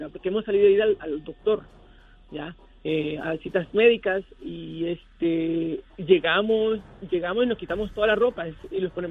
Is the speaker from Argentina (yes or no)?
no; New York, United States; now in New Jersey, United States; aunque yo estoy en New Jersey, soy neoyorquino de corazón, así me creí, y crié allá, me crié allá